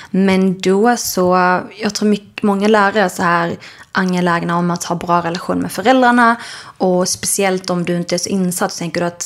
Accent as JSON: {"language": "Swedish", "region": "Skåne", "country": "Sweden", "tie": "born or raised there", "said": "Alltså dels är jag uppväxt då i Skåne där det inte var så mycket andra sådana familjer där vi växte upp."}